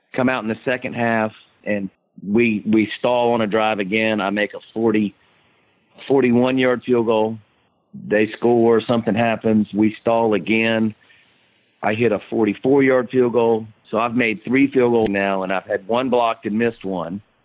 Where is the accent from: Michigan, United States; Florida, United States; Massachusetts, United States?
Florida, United States; Tallahassee; growing up in Tallahassee